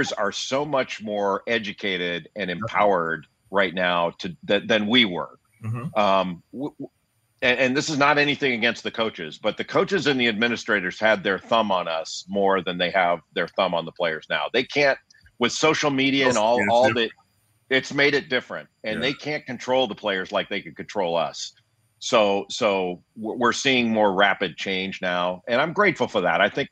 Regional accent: Los Angeles, California, United States; I grew up in Los Angeles

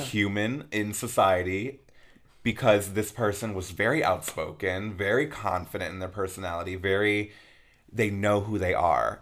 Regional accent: Peoria, Arizona, United States; I'm from Peoria, Arizona, and I went to Peoria High School

